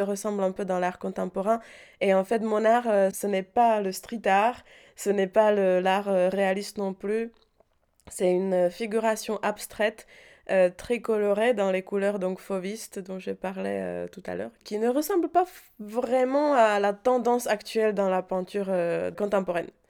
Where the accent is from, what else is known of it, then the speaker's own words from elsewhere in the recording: Prague, Czechia; French is a second language; moved away as an adult; now in Paris, France; j'ai grandi à Prague